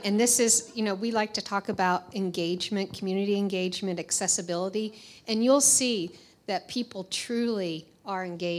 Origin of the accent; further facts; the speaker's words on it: Pennsylvania, United States; also born or lived in Texas / Washington, D.C.; now in Dallas, United States; I was born in Texas, raised in Pennsylvania, lived in Washington, D.C., and then made it to Dallas.